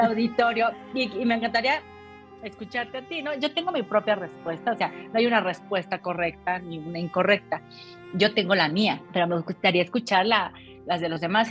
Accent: Mexico; nosotros como mexicanos

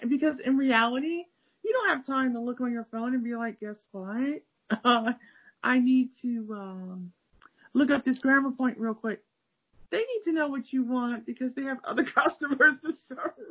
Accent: Cleveland, Ohio, United States; now in Akron, United States; half the time people think I'm from California, even though I lived in California for a little bit, but I'm not from California. I'm from Cleveland, Ohio. I live in Akron, Ohio, which is 50 minutes south of Cleveland

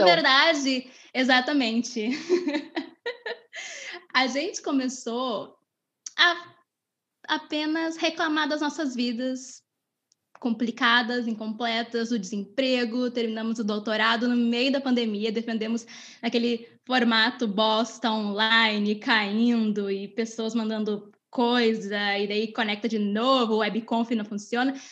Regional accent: Rio Grande do Sul, Brazil; accent: gaúcho; eu me esforço muito para esconder o meu não sotaque de gaúcha

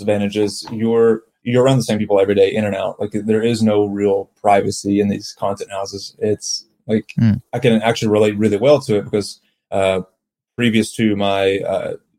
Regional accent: South Carolina, United States; also born or lived in San Francisco, California / Los Angeles, California; now in Edmonton, Canada; I'm from South Carolina originally, moved out to San Francisco, LA, California area for my career with gaming

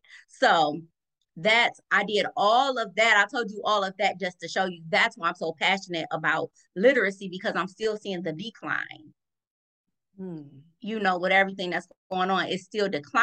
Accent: Cleveland, Ohio, United States; I'm born and raised in Cleveland

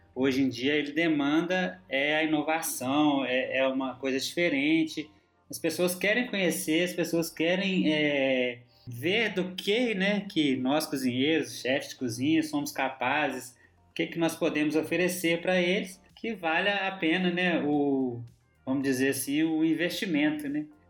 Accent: Minas Gerais, Brazil; moved away; como bom mineiro

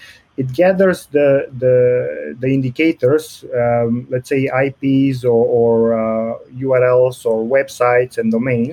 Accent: Romania; moved away as an adult; also born or lived in Geneva, Switzerland / Austria; now in New Zealand; I'm originally from Romania, and I came to New Zealand roughly 5 or 6 years ago.

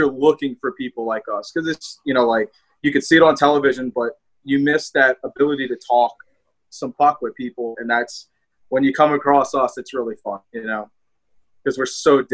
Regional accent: New Orleans, Louisiana, United States; accent: southern twang; I have a southern twang

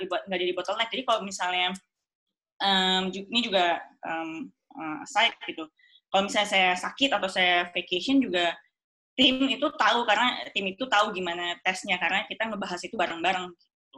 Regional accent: Indonesia; moved away as an adult; now in Germany; saya dari Indonesia, saya nggak boleh internship di Indonesia

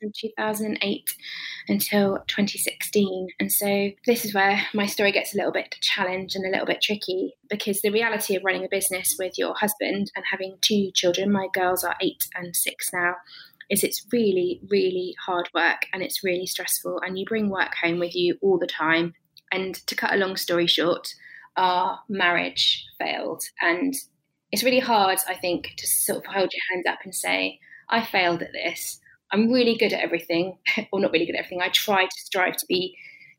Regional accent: Cornwall, South West England, United Kingdom; also born or lived in Bournemouth; I grew up in Cornwall, which is a lovely place to grow up in terms of your childhood

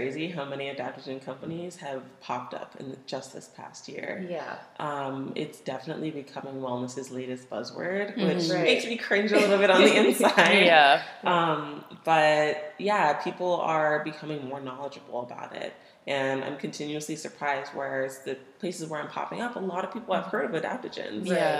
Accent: Cape Coral, Florida, United States; moved away as an adult; now in Seattle, United States; I grew up in Florida.

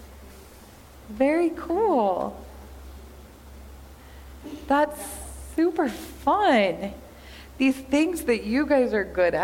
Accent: Kansas, United States; I grew up in Kansas

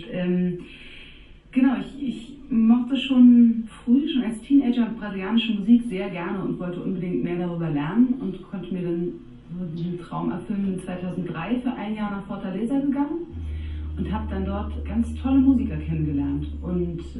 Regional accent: Berlin, Germany; Meine Eltern stammen aus Niedersachsen und ich bin in Berlin aufgewachsen, kann so ein bisschen Berliner, wenn ich das richtige Umfeld habe, aber habe sozusagen leider nicht von Hause aus gelernt.

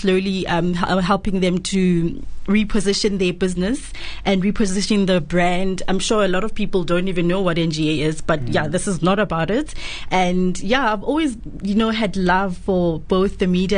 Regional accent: Daveyton, Gauteng, South Africa; I hail from Daveyton, a very small township in the east of Johannesburg

